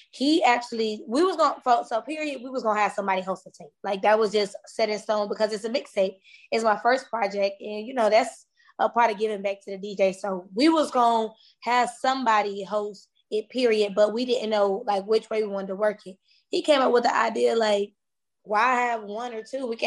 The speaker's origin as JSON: {"language": "English", "town": "Atlanta", "region": "Georgia", "country": "United States", "said": "You know I'm from Atlanta."}